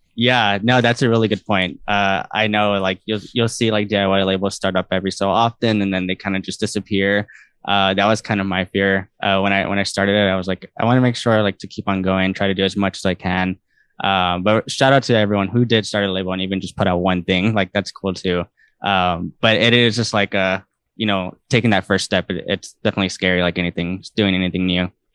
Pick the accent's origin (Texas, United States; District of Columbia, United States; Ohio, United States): Texas, United States; San Antonio; also born or lived in College Station, Texas; now in Houston, United States; I grew up in San Antonio, Texas